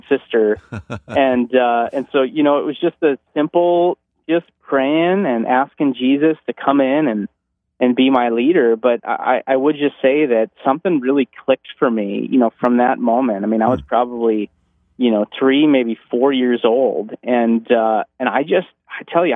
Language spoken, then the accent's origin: English; North Dakota, United States; I'm from North Dakota